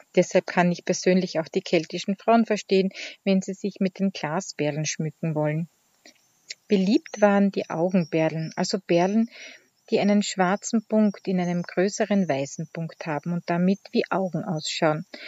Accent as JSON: {"language": "German", "town": "Hart bei Graz", "region": "Styria", "country": "Austria", "tie": "born or raised there", "said": "von Die Handwerkstätte aus meiner Heimat in Hart bei Graz in der grünen Steiermark."}